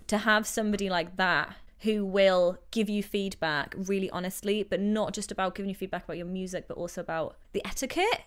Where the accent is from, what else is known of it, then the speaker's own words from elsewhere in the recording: Newcastle upon Tyne, North East England, United Kingdom; moved away as an adult; also born or lived in London; now in Vancouver, Canada; I'm from Newcastle, north of England, as you know, northeast, and I moved out here five years ago